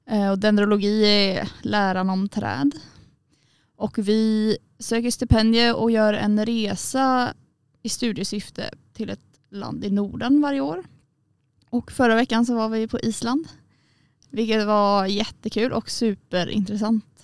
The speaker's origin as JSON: {"language": "Swedish", "region": "Småland", "country": "Sweden", "moved": "yes", "lives_now": "Umeå, Sweden", "said": "men är från början från Småland."}